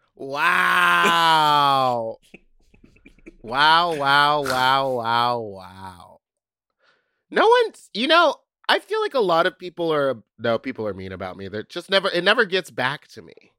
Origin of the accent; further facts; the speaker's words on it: Texas, United States; I'm from Texas.